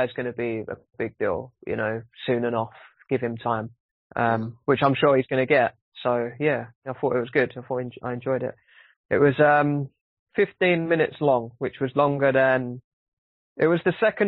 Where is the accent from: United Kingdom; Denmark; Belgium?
United Kingdom; as a British person